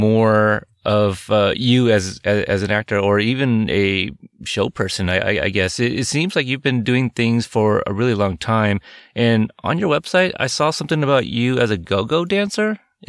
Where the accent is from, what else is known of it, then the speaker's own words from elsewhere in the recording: Portland, Oregon, United States; also born or lived in Corpus Christi, Texas; I'm originally from the South, but I grew up in the Pacific Northwest in Portland. I was from Corpus Christi, Texas.